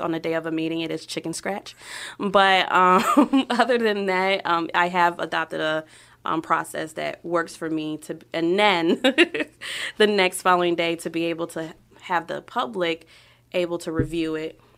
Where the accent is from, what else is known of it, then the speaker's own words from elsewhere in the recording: New York City, New York, United States; also born or lived in Queens, New York / Florida / Ohio; now in Brunswick, Ohio, United States; I was born in Queens, um, spent majority of my childhood in Brooklyn, and then moved from New York to Florida.